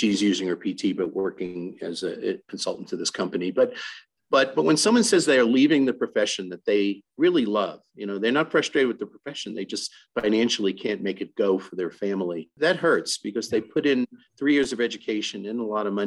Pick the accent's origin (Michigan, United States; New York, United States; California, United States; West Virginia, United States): New York, United States; now in Colorado, United States; I'm from New York originally